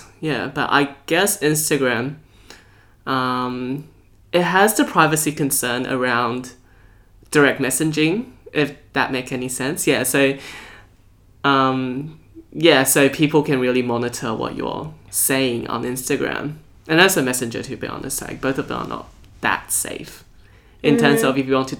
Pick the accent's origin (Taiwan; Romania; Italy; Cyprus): Taiwan; now in Australia; From nationality-wise, I'm Australian. But in terms of cultural background, I'm a Taiwanese.